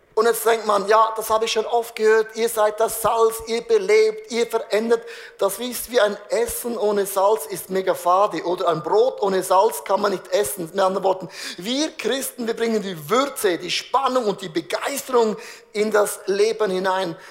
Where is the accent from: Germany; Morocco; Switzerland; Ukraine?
Switzerland; ich als Schweizer